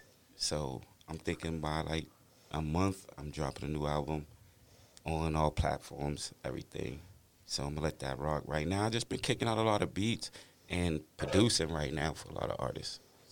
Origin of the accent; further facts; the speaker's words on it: Boston, Massachusetts, United States; I'm from Franklin Hill. Franklin Hill, yes.